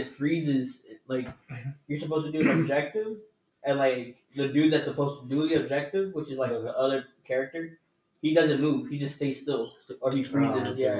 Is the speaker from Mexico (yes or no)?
yes; Mexico; moved away; Whoa, I'm from Mexico.